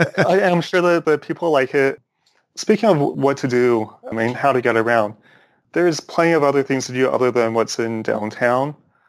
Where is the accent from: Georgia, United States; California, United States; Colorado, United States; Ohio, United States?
California, United States; Orange County; growing up in Orange County